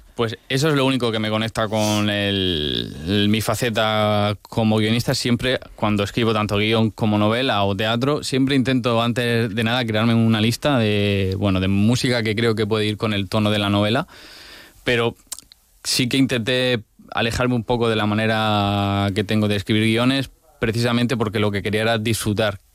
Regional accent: Region of Murcia, Spain; cómo somos los murcianos

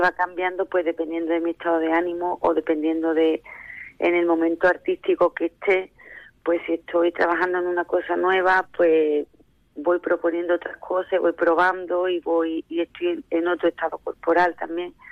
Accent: Jimena de la Frontera, Andalusia, Spain; soy de Jimena de la Frontera

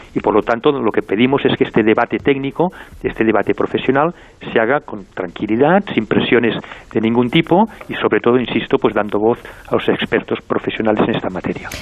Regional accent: Catalonia, Spain

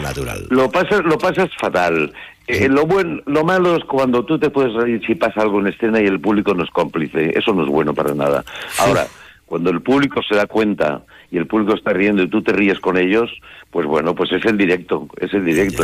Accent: Valencia, Valencian Community, Spain; now in Madrid, Spain; yo vivo en Madrid, por soy de Valencia

